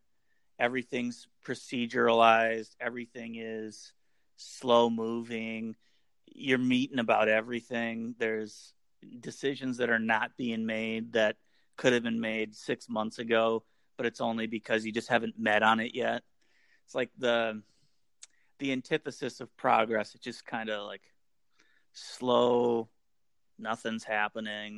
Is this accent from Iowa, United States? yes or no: yes; Iowa, United States; moved away as an adult; also born or lived in Minneapolis, Minnesota; we moved to Minneapolis from Iowa